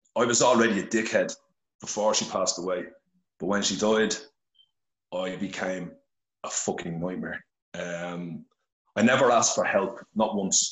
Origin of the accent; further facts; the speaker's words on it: Dublin, Leinster, Ireland; I'm originally from Finglas, Dublin